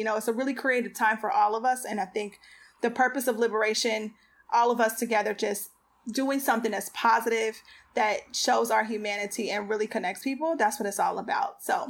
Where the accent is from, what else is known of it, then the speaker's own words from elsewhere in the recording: Cincinnati, Ohio, United States; moved away; Cincinnati, my hometown.